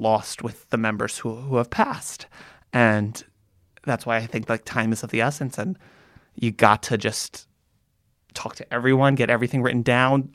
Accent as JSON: {"language": "English", "country": "United States", "tie": "born or raised there", "said": "growing up in America as an Ashkenazi Jew"}